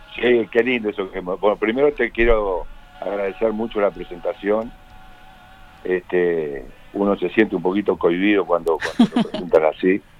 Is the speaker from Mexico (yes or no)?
no; Uruguay; cómo somos los uruguayos